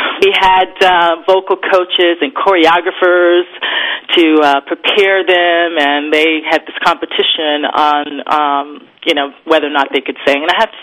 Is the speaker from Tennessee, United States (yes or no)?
yes; Nashville, Tennessee, United States; now in Los Angeles, United States; I was born and raised in Nashville, Tennessee.